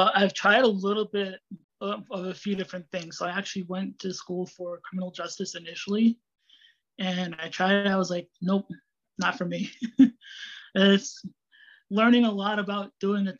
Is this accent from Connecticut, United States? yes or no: yes; Cheshire, Connecticut, United States; I grew up in Cheshire, Connecticut